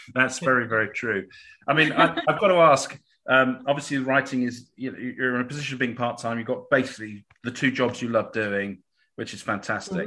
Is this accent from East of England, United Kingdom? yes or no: yes; Cambridge, East of England, United Kingdom; I'm from Cambridge